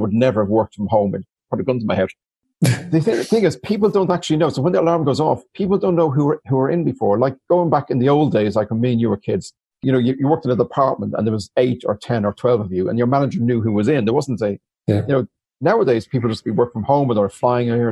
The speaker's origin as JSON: {"language": "English", "town": "Dublin", "region": "Leinster", "country": "Ireland", "tie": "born or raised there", "said": "I'm from Dublin, from Mauritania in particular, where when I was 11, we had 48 neighbors die in the Stardust fire"}